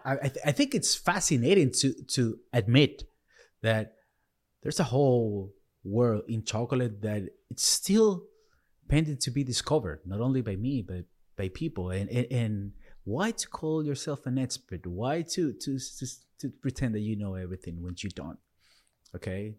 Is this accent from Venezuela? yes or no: yes; Venezuela; moved away; I was born in Venezuela